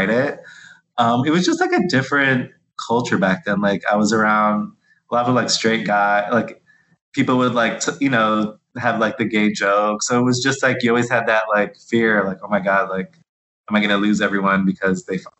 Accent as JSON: {"language": "English", "town": "Miami", "region": "Florida", "country": "United States", "said": "I'm from Miami"}